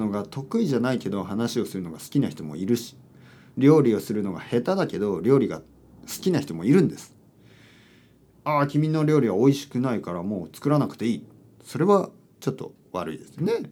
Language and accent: Japanese; Kyushu, Japan; いや本当にまあまあ僕あの九州出身なんですけど、